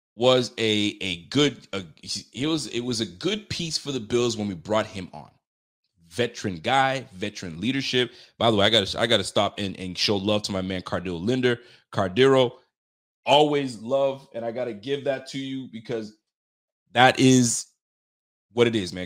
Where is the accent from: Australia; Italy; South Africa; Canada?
Canada; I'm Canadian